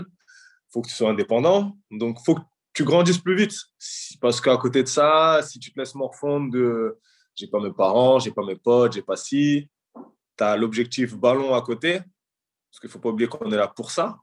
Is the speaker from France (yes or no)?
yes; Drancy, Île-de-France, France; à mon arrivée à Drancy, que je reviens dans le cocon familial